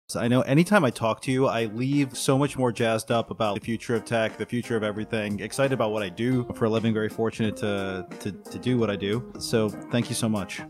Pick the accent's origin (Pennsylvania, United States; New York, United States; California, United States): New York, United States; Buffalo; My hometown, Buffalo, New York